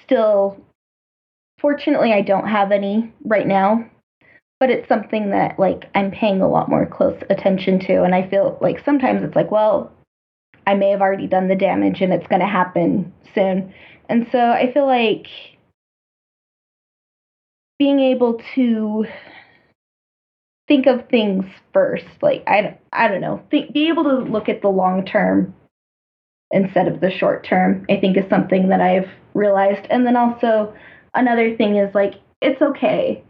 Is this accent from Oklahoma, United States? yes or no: no; Utah, United States; I'm from Utah